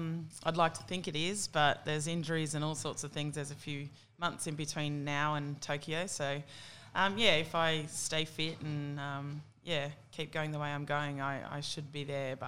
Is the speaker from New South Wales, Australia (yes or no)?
yes; Tamworth, New South Wales, Australia; Yeah, no, I think Tamworth was a great town to grow up